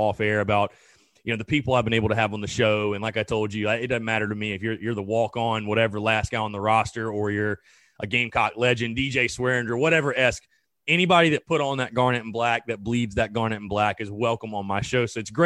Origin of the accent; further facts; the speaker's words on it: North Augusta, South Carolina, United States; I'm from the area. I'm from North Augusta